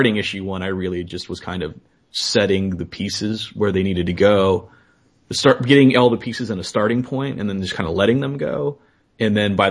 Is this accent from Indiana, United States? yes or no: no; Los Angeles, California, United States; being a Hispanic kid growing up in Los Angeles